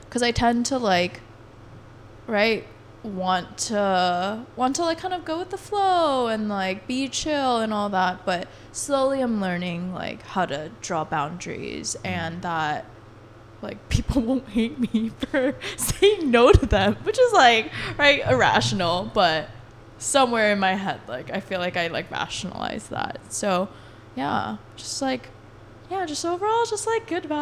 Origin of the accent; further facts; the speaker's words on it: Colorado, United States; I grew up in Colorado